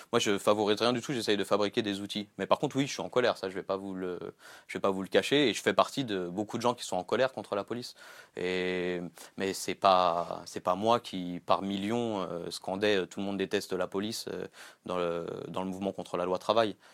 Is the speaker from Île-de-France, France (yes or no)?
yes; Gennevilliers, Île-de-France, France; j'ai grandi à Gennevilliers